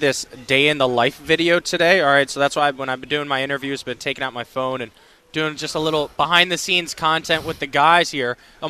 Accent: Fairfax Station, Virginia, United States; I'm from Northern Virginia, Fairfax Station.

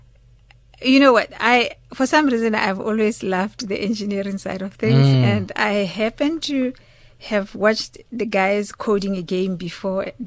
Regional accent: Klerksdorp, North West, South Africa; moved away; also born or lived in Jan Kempdorp; I came from Klerksdorp.

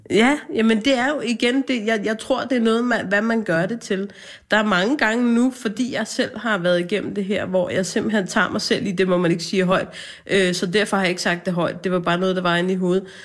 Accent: Hvidovre, Capital Region of Denmark, Denmark; jeg er fra Hvidovre

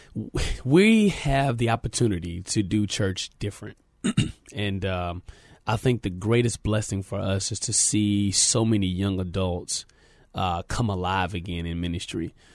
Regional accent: San Antonio, Texas, United States; I'm a native of San Antonio, Texas, born and raised here

